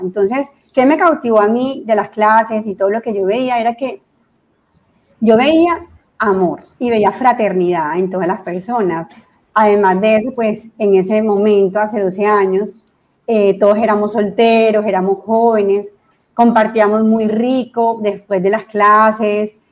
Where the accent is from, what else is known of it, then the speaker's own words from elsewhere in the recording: Santa Marta, Magdalena, Colombia; moved away as an adult; also born or lived in Cartagena / Bogotá; soy de Cartagena, nacida en Cartagena y luego mis padres se fueron a vivir a Santa Marta. Fui criada en Santa Marta